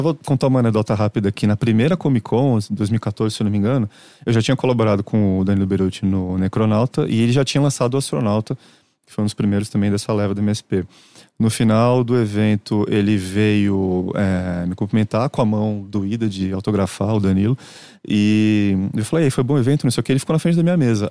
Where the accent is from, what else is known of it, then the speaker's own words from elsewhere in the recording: Santos, São Paulo, Brazil; moved away as an adult; now in São Paulo, Brazil; lá em Santos, minha cidade natal